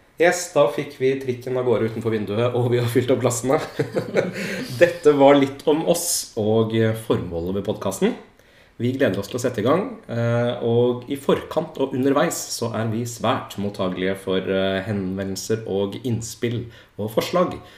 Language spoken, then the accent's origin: Norwegian; Oslo, Norway; Født og oppvokst i Tigerstaden